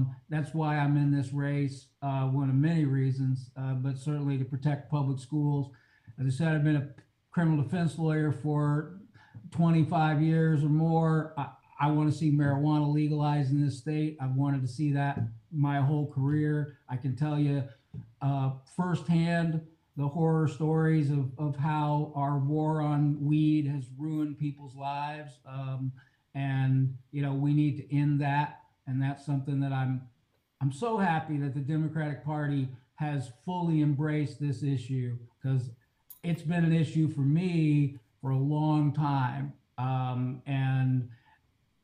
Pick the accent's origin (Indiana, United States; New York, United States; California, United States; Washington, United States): Indiana, United States; Jennings County; also born or lived in New Orleans, Louisiana; now in Columbus, Indiana, United States; I grew up on a farm in Jennings County, and I'm an attorney